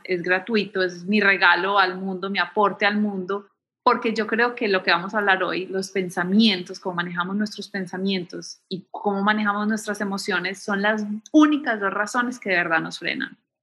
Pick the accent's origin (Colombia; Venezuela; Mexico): Colombia; Medellín, Antioquia; moved away as an adult; also born or lived in Bogotá / New York / Miami / Chicago; now in United States; Yo crecí en Medellín